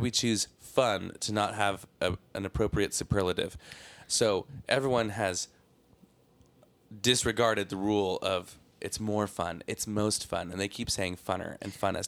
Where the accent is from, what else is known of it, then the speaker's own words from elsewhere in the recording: Seaside, California, United States; born there; I was born in Seaside, California, which is essentially Salinas, California.